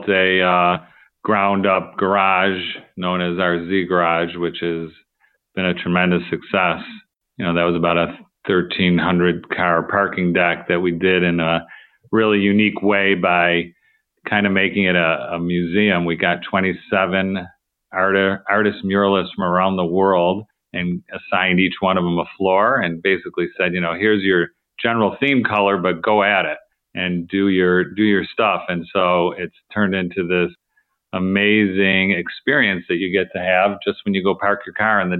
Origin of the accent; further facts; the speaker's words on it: Southfield, Michigan, United States; also born or lived in Oak Park, Michigan; I born and raised in Detroit suburbs, originally in Oak Park, Michigan, and then later grew up in Southfield, Michigan